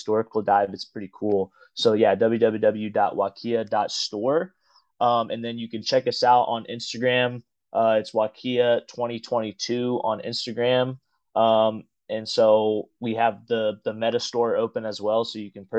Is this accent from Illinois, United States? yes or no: no; Evansville, Indiana, United States; I grew up in Evansville, Indiana